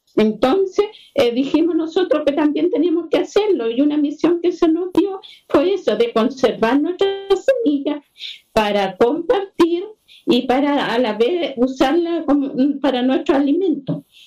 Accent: Combarbalá, Coquimbo, Chile; Yo soy de Conbarbalá

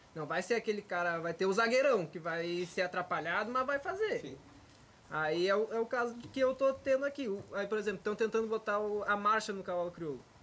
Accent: Rio Grande do Sul, Brazil; moved away; hoje eu sou conhecido como gaúcho que trabalha com os cavalos aqui

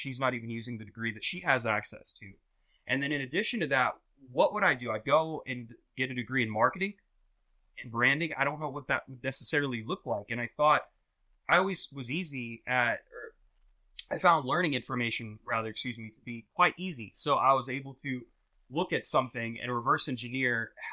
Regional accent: Jacksonville, Florida, United States; I'm originally born and raised in Jacksonville, Florida

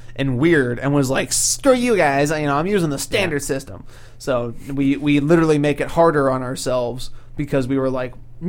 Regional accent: Canada; look, we're so French even though we're Canadian. French Canadian.

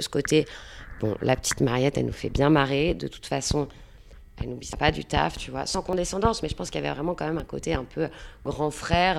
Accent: Saint-Malo, Brittany, France; moved away as an adult; also born or lived in Rennes; now in Nantes, France; je viens de Saint-Malo

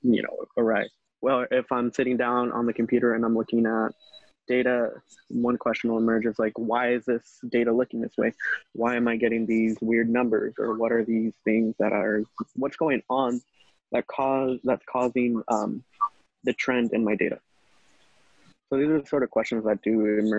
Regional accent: Sacramento, California, United States; I grew up in Sacramento

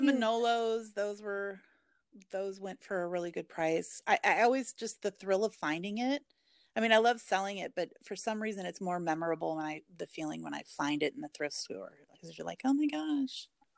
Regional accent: Portland, Oregon, United States; And I'm from Portland, Oregon, so it was like really big.

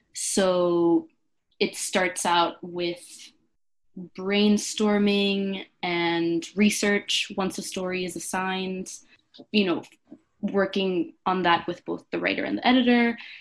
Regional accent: Venezuela; now in Brooklyn, United States; I'm from Venezuela and currently quarantining in Brooklyn with my sisters

